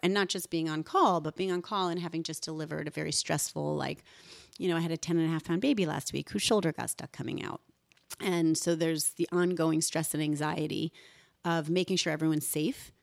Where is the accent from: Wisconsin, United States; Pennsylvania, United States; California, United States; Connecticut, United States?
Connecticut, United States; Woodbridge; also born or lived in North Haven, Connecticut; I was raised in Woodbridge, Connecticut, and then North Haven by two immigrant doctors